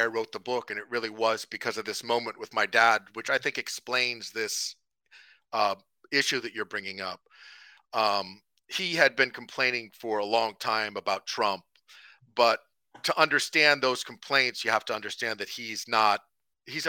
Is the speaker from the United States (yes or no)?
yes; Marin County, California, United States; a person like me from Marin County growing up in America